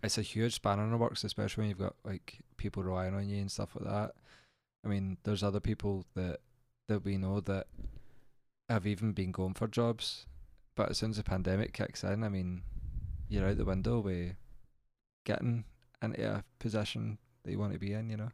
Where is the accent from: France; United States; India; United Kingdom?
United Kingdom; Central Belt, Scotland; we've grew up in a central belt